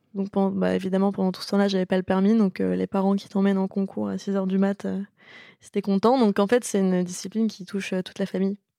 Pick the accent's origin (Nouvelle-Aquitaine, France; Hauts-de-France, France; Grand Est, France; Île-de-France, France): Île-de-France, France; Paris; also born or lived in Gentilly; je suis née à Paris, donc en même temps, je pouvais pas renier mes origines.